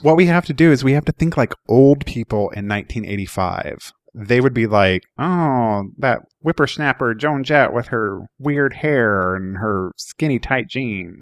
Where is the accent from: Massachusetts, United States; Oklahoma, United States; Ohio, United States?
Oklahoma, United States; I grew up in Oklahoma